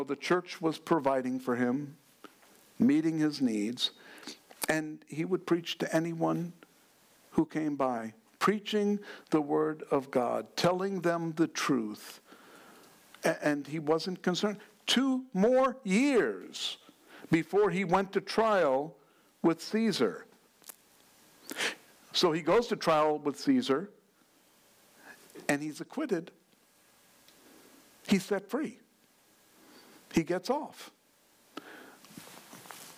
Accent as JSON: {"language": "English", "region": "New York", "country": "United States", "said": "I'm from New York"}